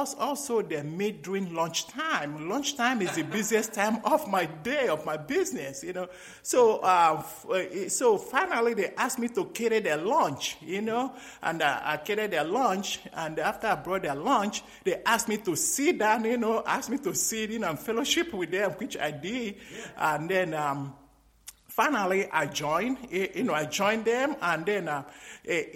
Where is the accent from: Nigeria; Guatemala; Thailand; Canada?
Nigeria; moved away as an adult; also born or lived in Greece; now in United States; when I was growing up in Nigeria